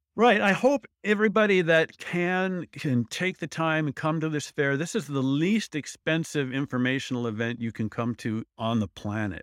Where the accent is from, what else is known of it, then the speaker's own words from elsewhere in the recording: Midwest, United States; I'm from the Midwest.